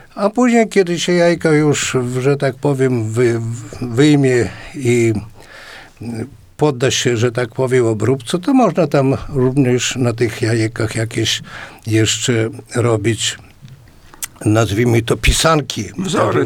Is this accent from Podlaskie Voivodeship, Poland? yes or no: yes; a village near Potoka, Podlaskie Voivodeship, Poland; now in Białystok, Poland; w mojej wsi.